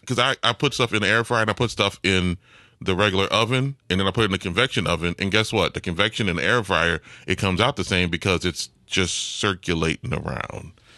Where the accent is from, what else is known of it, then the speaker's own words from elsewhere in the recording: New Orleans, Louisiana, United States; I'm from New Orleans